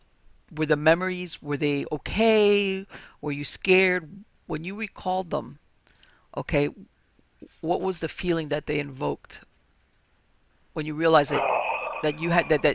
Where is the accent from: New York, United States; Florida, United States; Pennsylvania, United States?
Florida, United States; Miami; I was born and raised in Miami